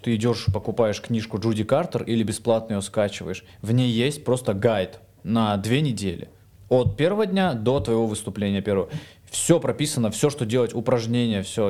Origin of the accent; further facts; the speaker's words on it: Vladikavkaz, North Ossetia–Alania, Russia; moved away as an adult; now in Moscow, Russia; я тип из Владикавказа